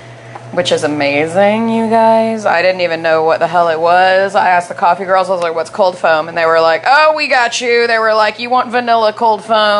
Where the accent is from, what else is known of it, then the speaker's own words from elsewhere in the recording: United States; moved away; I'm just going to go home in December in the States.